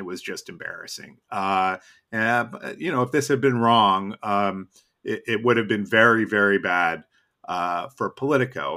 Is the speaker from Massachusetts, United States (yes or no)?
yes; Boston, Massachusetts, United States; now in Washington, United States; growing up in Boston